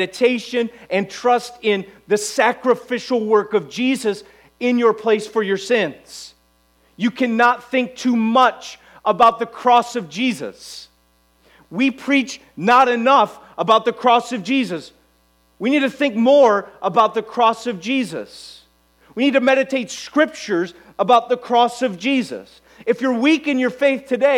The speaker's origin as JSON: {"language": "English", "country": "United States", "said": "we as American Christians"}